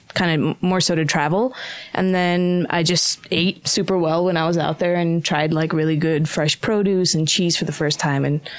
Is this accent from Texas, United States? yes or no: no; Southern California, United States; moved away as an adult; also born or lived in San Francisco; now in Salt Lake City, United States; I'm from Southern California and she grew up in Provo.